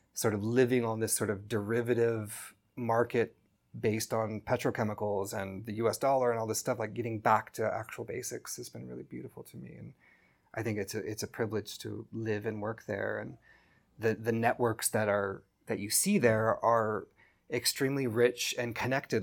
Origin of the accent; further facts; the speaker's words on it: California, United States; moved away as an adult; now in Kenya; I grew up in California